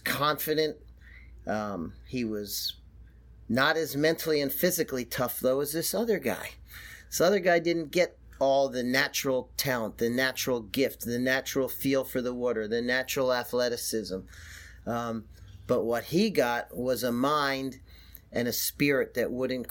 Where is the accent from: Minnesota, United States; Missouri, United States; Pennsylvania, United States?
Pennsylvania, United States; Philadelphia; I'm from Philadelphia.